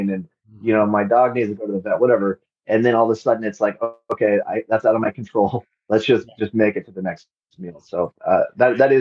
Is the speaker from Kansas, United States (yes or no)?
yes; Overland Park, Kansas, United States; moved away as an adult; also born or lived in South Africa / Lesotho / Cairo, Egypt; I left my hometown of Overland Park, Kansas